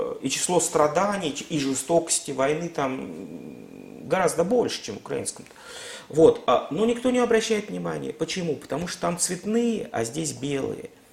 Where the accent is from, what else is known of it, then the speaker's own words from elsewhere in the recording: Russia; у нас в России